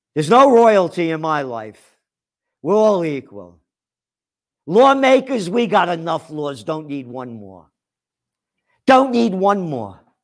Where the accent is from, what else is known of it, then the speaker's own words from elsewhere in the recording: New York City, New York, United States; from the Bronx, born in the Bronx